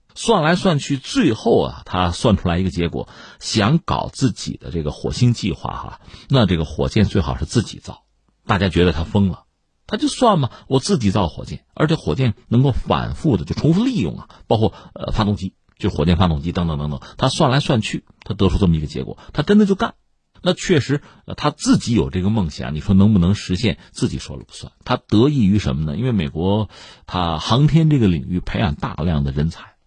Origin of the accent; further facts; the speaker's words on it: China; 我们中国人